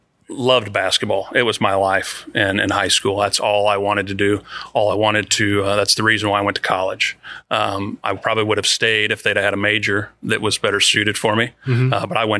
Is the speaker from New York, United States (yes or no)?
no; Jerseyville, Illinois, United States; I grew up in going to Jerseyville. So I grew up in Jersey County